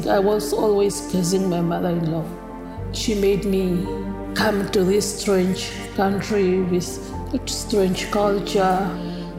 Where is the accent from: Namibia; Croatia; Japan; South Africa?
Namibia; moved away as an adult; now in Canada; I am originally from Namibia, country in Africa.